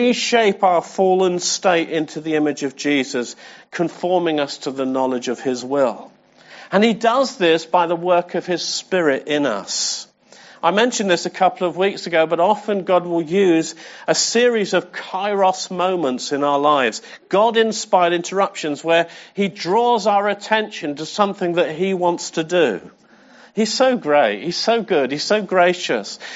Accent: England, United Kingdom; I'm English

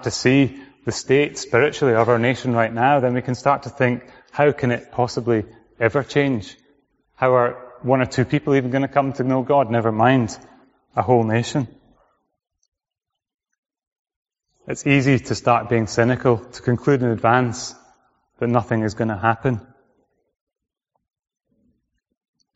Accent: Orkney, Scotland, United Kingdom; moved away; I came from Orkney, which is right at the top.

